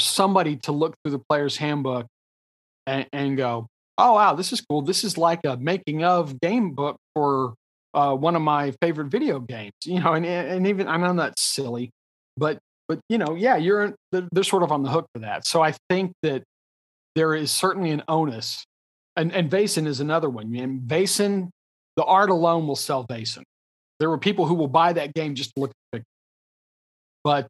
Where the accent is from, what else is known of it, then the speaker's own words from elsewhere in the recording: Texas, United States; I'm a Texan